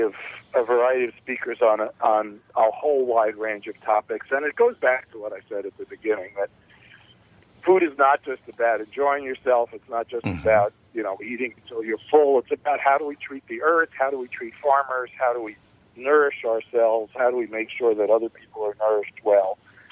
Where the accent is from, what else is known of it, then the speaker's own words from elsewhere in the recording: New York, United States; And back in the 60s, I grew up in New York, so I was exposed to a lot more food than you were, I think, of different kinds.